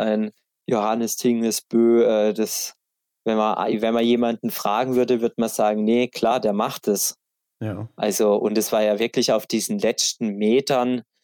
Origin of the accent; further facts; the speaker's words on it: Black Forest, Baden-Württemberg, Germany; bei uns im Schwarzwald ist jeder in, in irgendeinem Skiclub